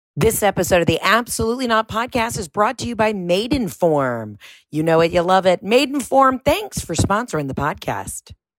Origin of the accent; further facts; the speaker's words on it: California, United States; I went to surf camp growing up in California